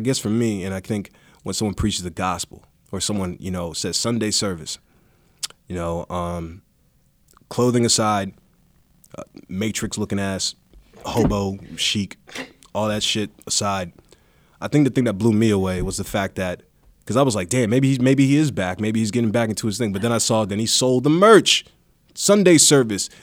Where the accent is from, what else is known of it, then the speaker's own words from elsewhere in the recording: East Coast, United States; growing up on the East Coast